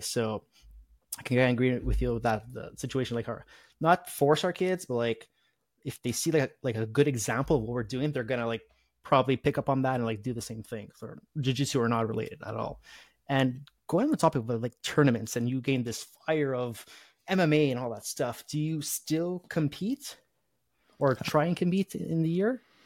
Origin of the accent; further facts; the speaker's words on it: Canada; being Canadian